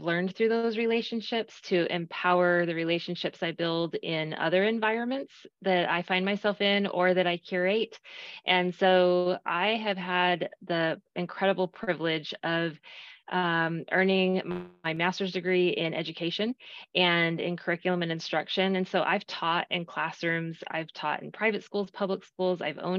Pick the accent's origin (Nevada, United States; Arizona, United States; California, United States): Arizona, United States; moved away as an adult; now in Texas, United States; growing up in Arizona